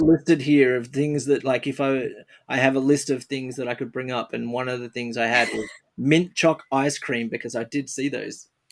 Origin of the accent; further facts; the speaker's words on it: Australia; I'm an I'm an Australian